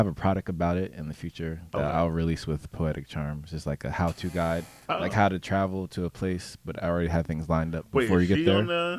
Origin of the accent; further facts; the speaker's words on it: Trenton, New Jersey, United States; also born or lived in Bucks County, Pennsylvania; So me personally, coming from the Trenton area, but I went to school in Bucks County. So it was all white kids and Jewish kids and whatnot.